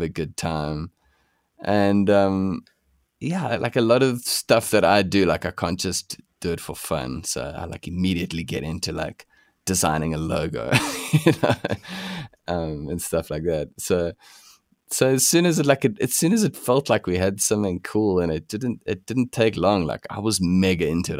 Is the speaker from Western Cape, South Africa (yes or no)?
no; Pretoria, Gauteng, South Africa; now in Johannesburg, South Africa; we grew up in Pretoria